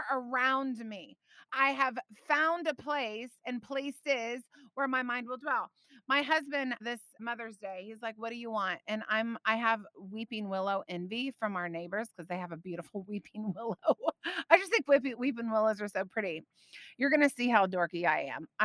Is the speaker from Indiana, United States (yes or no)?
yes; Indiana, United States; moved away; I grew up in Indiana.